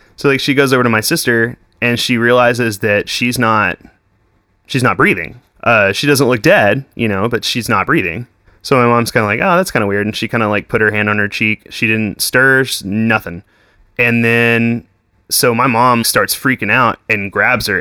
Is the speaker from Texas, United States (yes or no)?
yes; Weatherford, Texas, United States; I grew up in Weatherford.